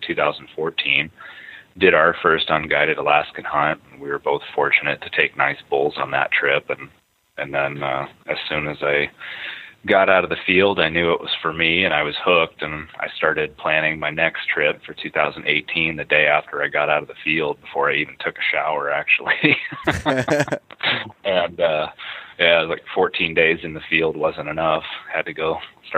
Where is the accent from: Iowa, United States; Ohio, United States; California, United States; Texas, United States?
Iowa, United States; Iowa City; Born and raised in Iowa City, Iowa. I still live in Iowa City, Iowa.